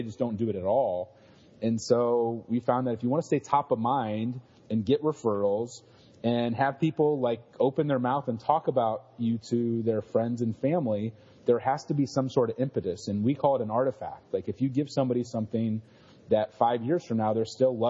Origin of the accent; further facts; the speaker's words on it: Ohio, United States; I grew up in Ohio, one of six kids